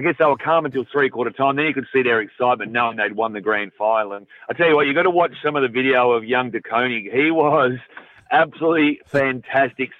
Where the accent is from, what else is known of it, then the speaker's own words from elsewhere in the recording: Victoria, Australia; I grew up in Victoria